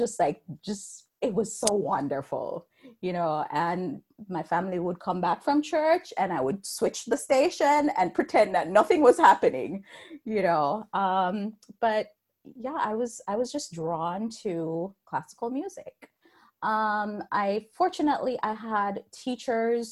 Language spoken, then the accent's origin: English; Jamaica; moved away; I was born and raised in Jamaica.